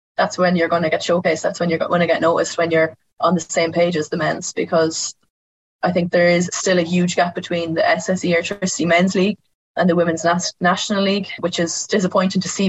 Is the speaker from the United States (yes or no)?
no; Roscommon, Connacht, Ireland; I'm from Roscommon